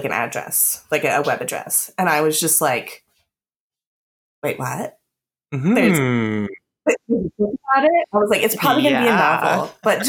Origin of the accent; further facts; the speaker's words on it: Daytona Beach, Florida, United States; I grew up in Daytona Beach